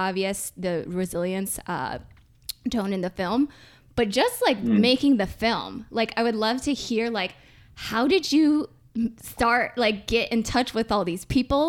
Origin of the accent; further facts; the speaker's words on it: Michigan, United States; I'm in Michigan because I'm from Michigan.